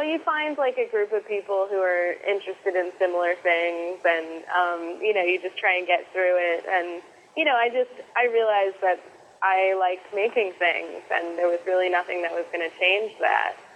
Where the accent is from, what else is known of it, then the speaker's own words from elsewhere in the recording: Connecticut, United States; moved away as an adult; now in Brooklyn, United States; I grew up in Connecticut with a very, very, very crafty mom